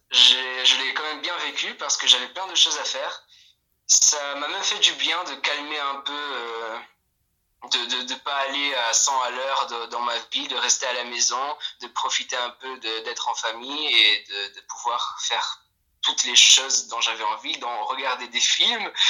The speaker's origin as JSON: {"language": "French", "country": "Poland", "said": "je viens de finir euh, la terminale dans mon lycée en Pologne. Oui, je suis polonais."}